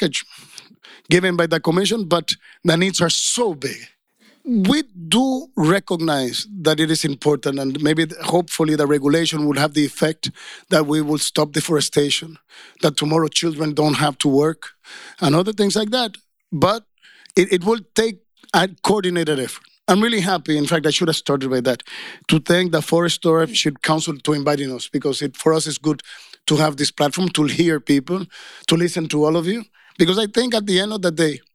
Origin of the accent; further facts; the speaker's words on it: Dominican Republic; I come from Dominican Republic, and I worked a lot in Haiti.